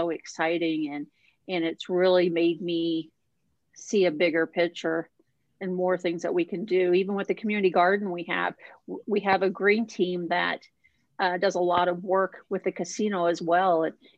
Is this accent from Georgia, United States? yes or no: no; Indiana, United States; moved away as an adult; now in Minnesota, United States; I grew up in Indiana in a small town